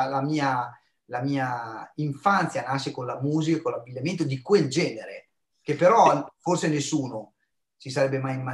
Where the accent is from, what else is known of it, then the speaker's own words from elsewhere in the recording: United States; Poi ho avuto la fortuna di vivere la mia infanzia negli Stati Uniti, no? perché una parte della mia famiglia vive ancora a Filadelfia e quindi ho assunto la loro cultura